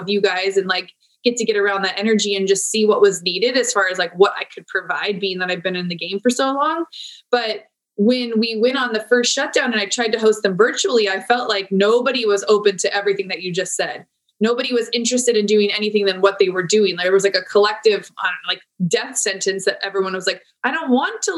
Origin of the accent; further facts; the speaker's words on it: San Diego, California, United States; I'm born and raised in San Diego